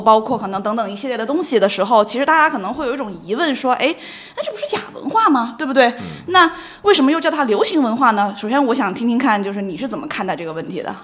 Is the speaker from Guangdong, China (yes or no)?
yes; Shenzhen, Guangdong, China; moved away; 我其实是在深圳长大的